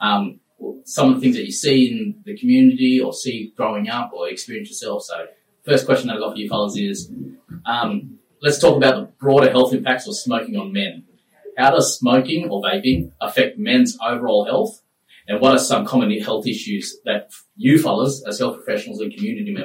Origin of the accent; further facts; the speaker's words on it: Nambucca area, New South Wales, Australia; brought up in the Nambucca area.